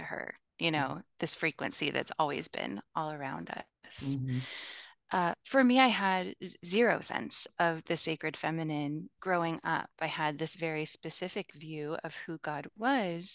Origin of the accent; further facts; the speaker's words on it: Midwest, United States; I grew up in the Midwest in the U.S., which is where I live now as well